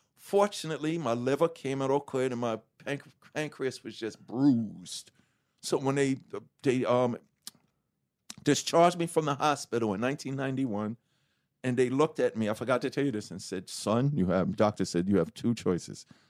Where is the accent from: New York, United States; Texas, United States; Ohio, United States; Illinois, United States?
New York, United States; New York City; from Hollis, Queens, New York